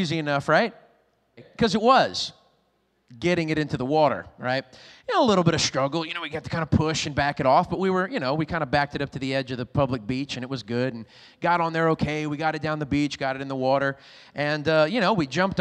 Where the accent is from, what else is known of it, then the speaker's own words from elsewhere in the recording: Lafayette, Louisiana, United States; now in Rockport, Maine, United States; I'm originally from Louisiana, way down south, a little town called Lafayette